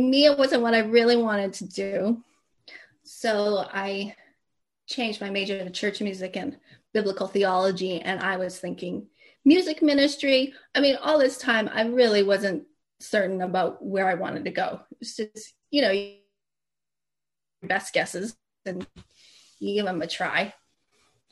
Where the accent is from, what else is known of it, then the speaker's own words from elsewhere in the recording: Calgary, Alberta, Canada; now in Los Angeles, United States; musician growing up in Calgary